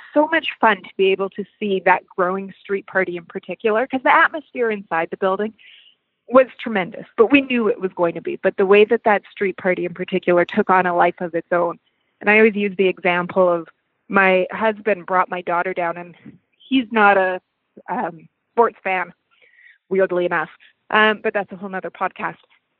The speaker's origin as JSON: {"language": "English", "town": "Winnipeg", "region": "Manitoba", "country": "Canada", "tie": "born or raised there", "said": "I'm from Winnipeg, having grown up here as well."}